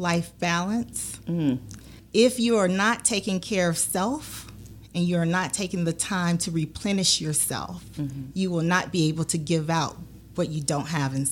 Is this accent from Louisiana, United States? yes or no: yes; Natchitoches, Louisiana, United States; now in Baton Rouge, United States; I was actually born and raised in Natchitoches, Louisiana. And I came here at the age of 18 to attend Southern University